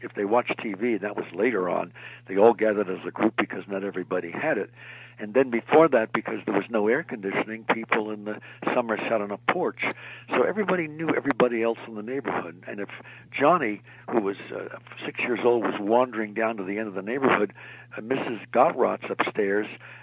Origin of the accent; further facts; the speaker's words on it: Montclair, New Jersey, United States; also born or lived in Bethlehem, Pennsylvania / Allentown, Pennsylvania; I was born here in New Jersey in Montclair, but Bethlehem and Allentown, where my family settled, I had one time had 84 relatives